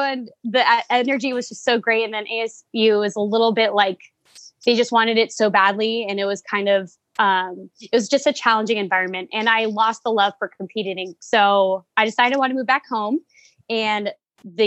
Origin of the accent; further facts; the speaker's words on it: Yorba Linda, California, United States; moved away as an adult; also born or lived in Texas; now in Phoenix, United States; I am from Yorba Linda. It's a small city in Southern California where I actually started out more of a gymnastics soccer player kind of kid